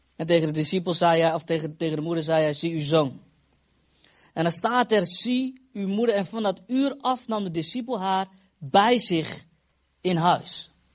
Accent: Netherlands; now in Epen, Netherlands; Ik kom uit Fase, oorspronkelijk. We wonen nu in Epen

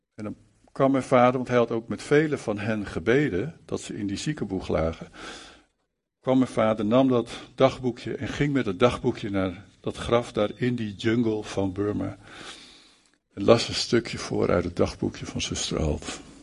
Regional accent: Malang, East Java, Indonesia; in Malang, waar ik ben geboren overigens, in die, eh, in die plaats

